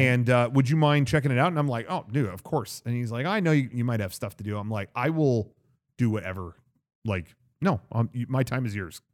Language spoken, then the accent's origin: English; California, United States; being a Californian